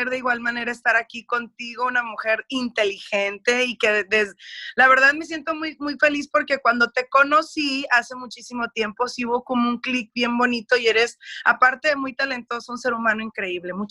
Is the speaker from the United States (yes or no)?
yes; United States; accent: Mexican; porque sí tengo un acento como que bien mexicano, que yo crecí, viví todo en México y no, yo toda la vida me crié en los Estados Unidos